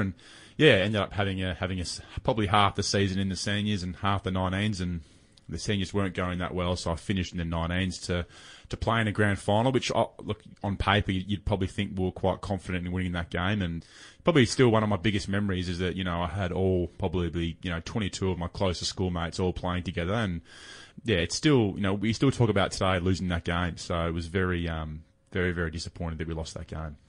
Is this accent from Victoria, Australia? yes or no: yes; Melbourne, Victoria, Australia; moved away as an adult; also born or lived in Western Australia; growing up in Melbourne